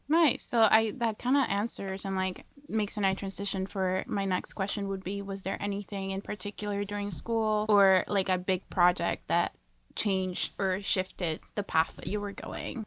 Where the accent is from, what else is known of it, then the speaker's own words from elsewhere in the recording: Coquitlam, British Columbia, Canada; I'm from Coquitlam